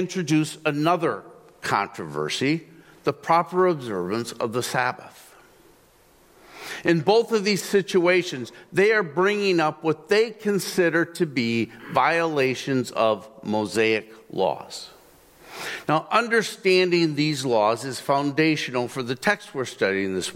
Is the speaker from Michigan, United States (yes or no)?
yes; Zeeland, Michigan, United States; I grew up in Zealand